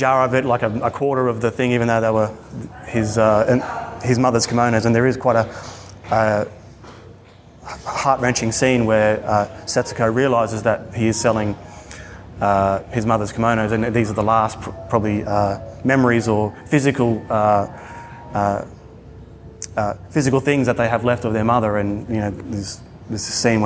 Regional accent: Australia; my hometown in Australia

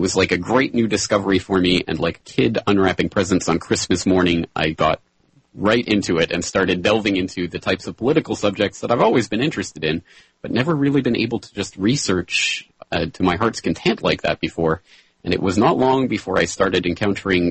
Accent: Calgary, Alberta, Canada; moved away as an adult; now in Japan; I am a Canadian. I was born and raised in the foothills of the Rocky Mountains in beautiful Calgary, Alberta

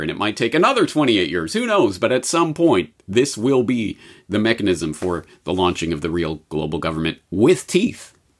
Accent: Canada; Being Canadian

